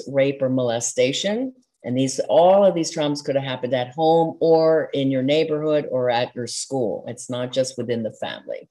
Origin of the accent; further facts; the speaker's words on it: outside of Philadelphia, Pennsylvania, United States; I grew up outside of Philadelphia and we're very impassioned